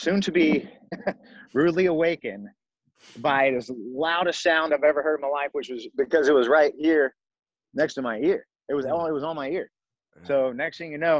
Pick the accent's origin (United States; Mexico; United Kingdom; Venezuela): United States; Alabama; now in Scottsdale, United States; Alabama, my hometown